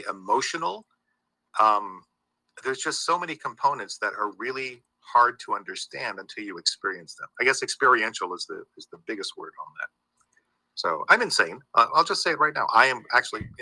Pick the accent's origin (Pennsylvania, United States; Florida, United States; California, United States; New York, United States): Florida, United States; St. Augustine; being from Florida, there's little connectivity to Florida and to my hometown of St. Augustine